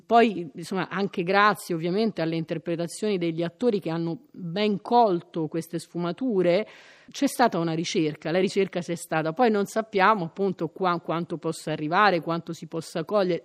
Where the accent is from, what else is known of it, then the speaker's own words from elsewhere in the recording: Rome, Lazio, Italy; siamo romani